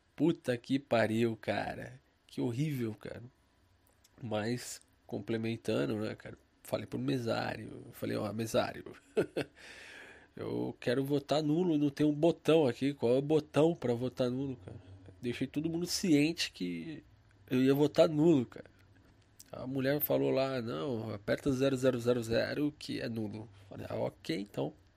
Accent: São Paulo, Brazil; Eu sou de São Paulo

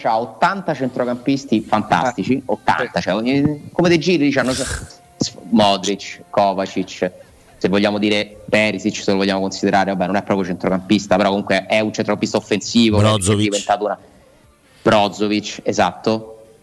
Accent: Japan; il mio paese, il Giappone

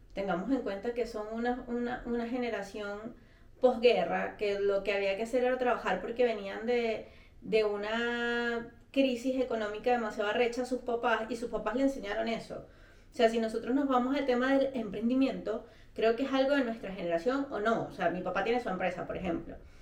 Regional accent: Venezuela; moved away as an adult

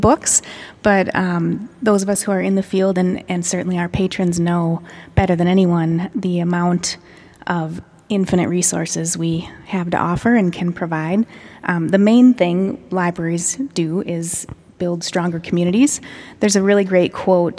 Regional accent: Denver, Iowa, United States; My hometown library in Dear Denver, Iowa

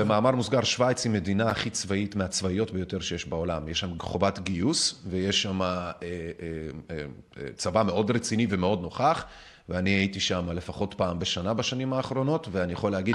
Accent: Minsk, Belarus; now in Israel; אני מבלרוס, ממינסק

